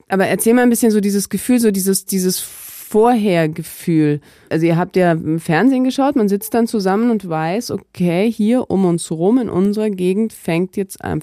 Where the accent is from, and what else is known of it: Travnik, Federation of Bosnia and Herzegovina, Bosnia & Herzegovina; born or raised there; German is a second language; moved away